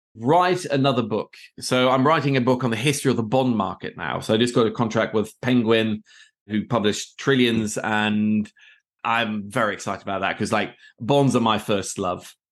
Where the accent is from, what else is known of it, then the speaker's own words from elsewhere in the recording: Oslo, Norway; moved away as an adult; also born or lived in Middle East; I am from Oslo, Norway originally